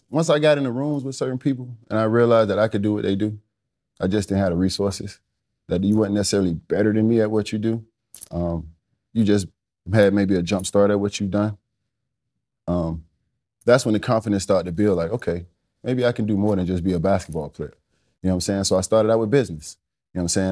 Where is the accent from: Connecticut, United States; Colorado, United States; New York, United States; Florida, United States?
Florida, United States; South; I was a football player growing up in South Florida